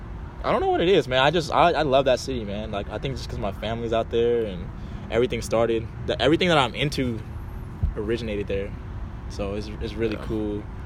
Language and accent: English; California, United States; I'm from California.